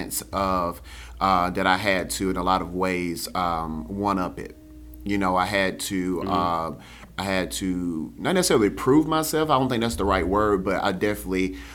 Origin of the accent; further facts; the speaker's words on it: Spartanburg, South Carolina, United States; I'm from Spartanburg